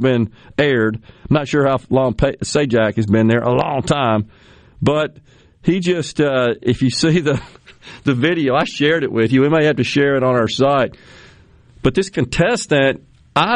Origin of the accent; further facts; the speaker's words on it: Boston, Massachusetts, United States; now in Mississippi, United States; I'm from Boston